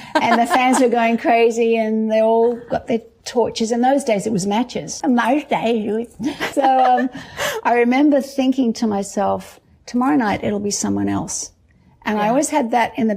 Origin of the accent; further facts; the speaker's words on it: Australia; growing up in Australia